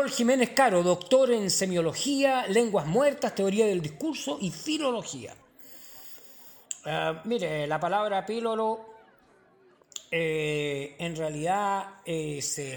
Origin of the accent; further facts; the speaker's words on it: Chile; Usted sabe, yo soy chileno, así que no, y soy popular